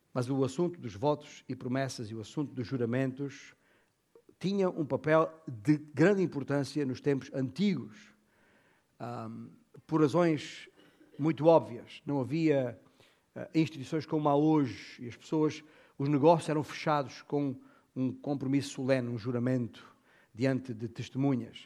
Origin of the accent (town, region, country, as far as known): Portugal